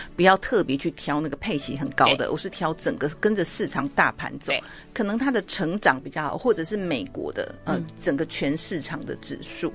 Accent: Taiwan; 假设我们台湾人对这个债券，美国的债券不是那么了解

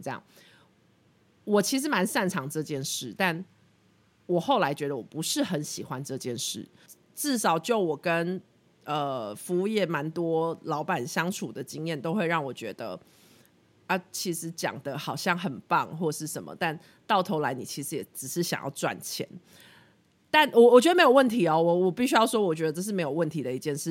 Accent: Pingtung County, Taiwan; also born or lived in Australia; 我在二零一八年底回来，年底回来，然后我是屏东人，所以那个时候一回到台湾就先回屏东住

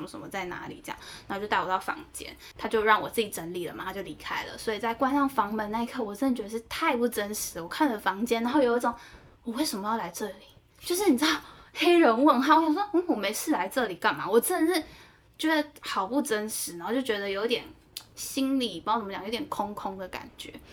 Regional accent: Taiwan; moved away as an adult; 我是台湾来的

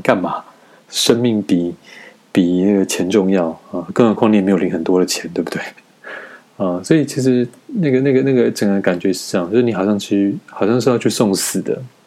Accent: Taiwan; moved away as an adult; now in China; 我身为一个台湾人

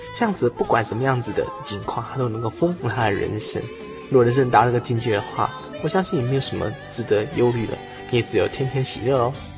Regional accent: near Datong Mountain, New Taipei, Taiwan; 大同山，这是我故乡旁边的一座小山

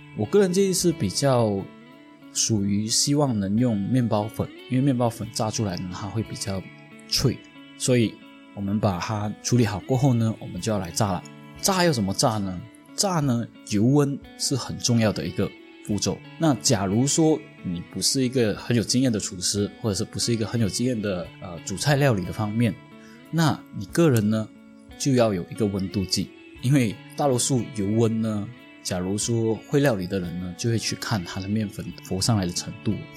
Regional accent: Penang, Malaysia; 我小时候在槟城的，嗯，One Stop 附近有吃过一间餐厅

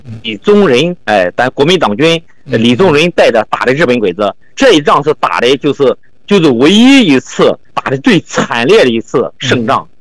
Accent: Anhui, China; now in Shandong, China; 我老家是安徽

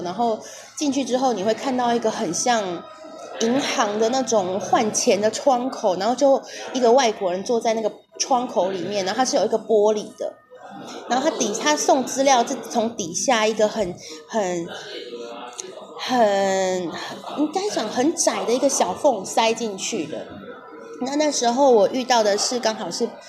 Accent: southern Taiwan, Taiwan; 我是台湾人，所以我当然会讲台语，而且我是南部人

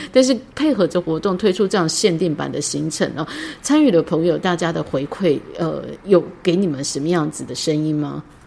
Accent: Taitung County, Taiwan; 我们来自台东

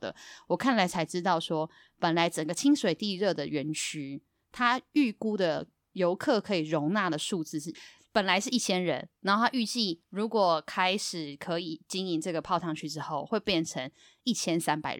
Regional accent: Yilan County, Taiwan; 可我后来拿到的是我宜兰人那一款啦

